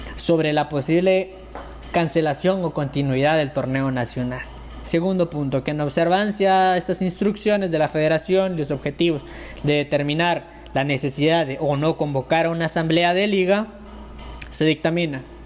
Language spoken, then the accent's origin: Spanish; Guatemala; como guatemaltecos